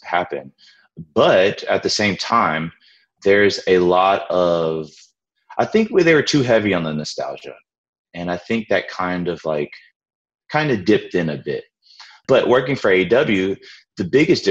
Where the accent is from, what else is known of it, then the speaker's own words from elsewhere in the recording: New Orleans, Louisiana, United States; I grew up in New Orleans.